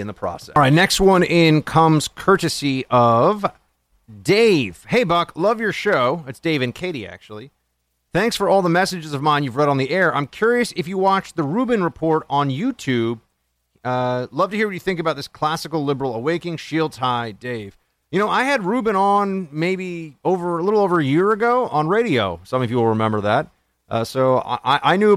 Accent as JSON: {"language": "English", "town": "New York City", "region": "New York", "country": "United States", "said": "I'm a Yankee. I'm from New York City."}